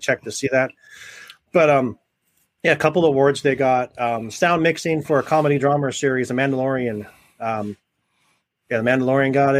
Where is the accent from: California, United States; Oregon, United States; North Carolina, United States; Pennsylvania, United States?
California, United States; Southern; moved away; I'm from Southern California, and they didn't do that when I lived there